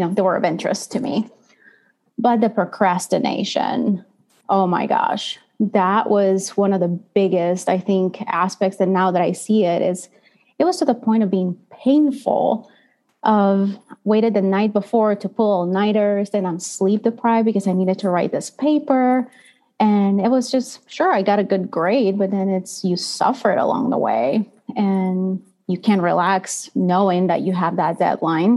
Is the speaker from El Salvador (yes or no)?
yes; El Salvador; moved away as an adult; now in United States; I was born and raised in El Salvador in Central America. So I'm not originally from the United States, and I just came here to go to college in 2009.